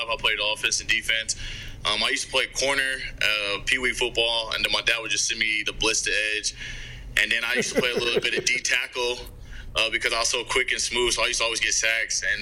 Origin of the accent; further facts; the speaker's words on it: Ohio, United States; a lot of people you know that goes over a lot of our heads because we're from Ohio